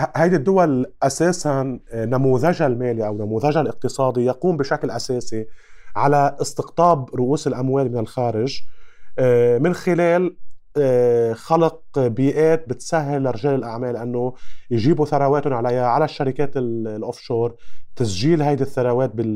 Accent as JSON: {"language": "Arabic", "country": "Lebanon", "said": "عندنا بلبنان"}